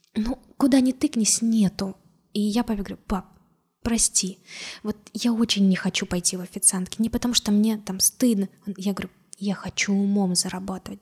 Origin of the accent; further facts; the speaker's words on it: Orenburg, Orenburg Oblast, Russia; also born or lived in Georgia; вернулась в свой родной город